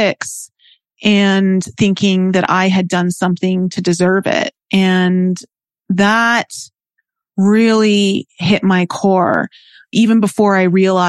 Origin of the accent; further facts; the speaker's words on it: Toronto, Ontario, Canada; growing up in Toronto, Canada, it's a big city.